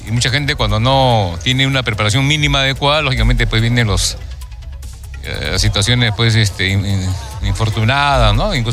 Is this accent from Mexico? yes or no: no; Peru; una responsabilidad que nos atañe incluso como peruanos